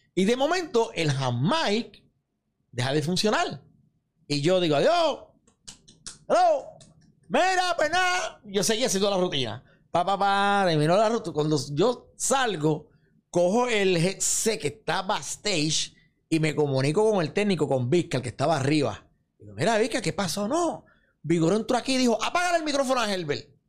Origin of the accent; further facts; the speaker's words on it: Santa Isabel, Puerto Rico; mi pueblo Santa Isabel